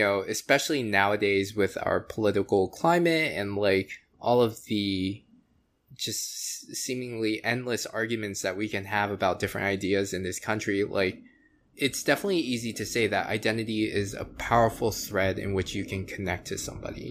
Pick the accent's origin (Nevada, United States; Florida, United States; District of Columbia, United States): Florida, United States; I was born in the States, in Florida.